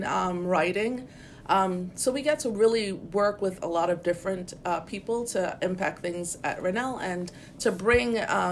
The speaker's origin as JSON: {"language": "English", "region": "St. Croix", "country": "U.S. Virgin Islands", "said": "I know I'm from St. Croix. I know I'm a Croosian, a proud Croosian"}